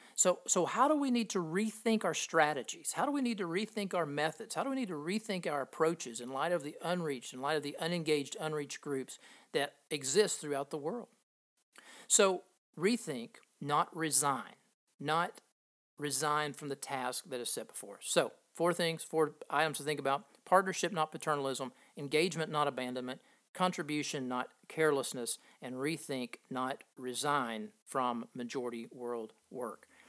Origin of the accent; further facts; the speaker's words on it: Appalachia in southeastern Kentucky, United States; growing up in Appalachia in southeastern Kentucky